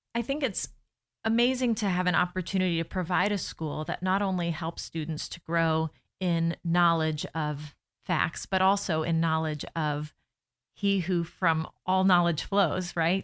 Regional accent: Lakeland, Florida, United States; now in Orlando, United States; I am born and raised in Lakeland

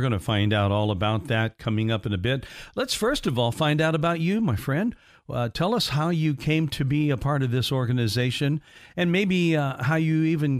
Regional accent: Indiana, United States; moved away; that's not too terribly far from where I grew up in Indiana.

